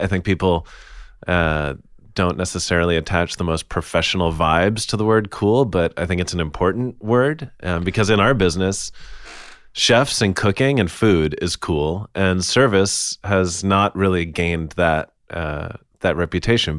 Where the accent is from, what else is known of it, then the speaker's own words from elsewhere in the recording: United States; I'm an American who has family from Italy